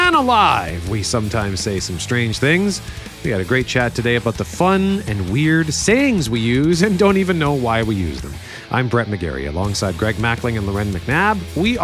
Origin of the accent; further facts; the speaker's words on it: Winnipeg, Manitoba, Canada; I grew up in Transcona